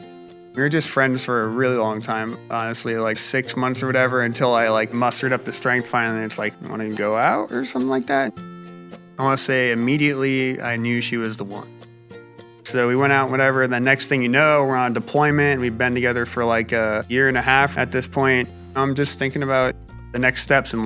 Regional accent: Milford, Connecticut, United States; I'm from Milford, Connecticut

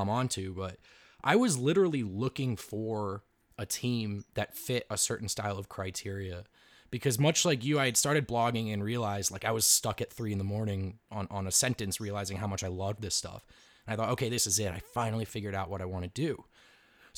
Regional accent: East Coast, United States; moved away; I grew up on the East Coast

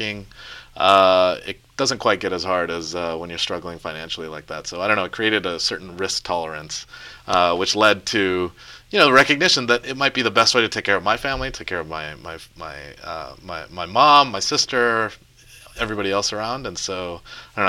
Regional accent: Dallas, Texas, United States; also born or lived in Poughkeepsie, New York; I grew up in Texas. I was born in New York, actually right around here. I was in Poughkeepsie. But I grew up and I ended up moving to Texas when I was really young and grew up there.

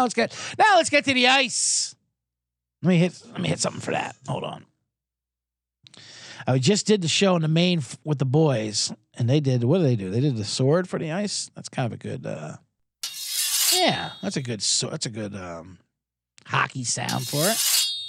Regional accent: United States; But we're American. We don't know hockey.

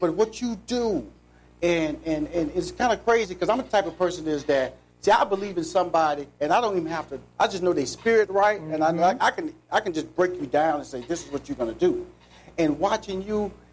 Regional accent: Houston, Texas, United States; I'm from Forest Brook High School

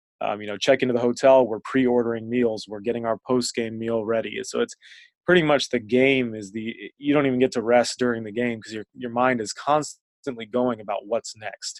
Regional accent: Northern Virginia, United States; moved away; I was really integrated into our local rec league when I was growing up in Northern Virginia

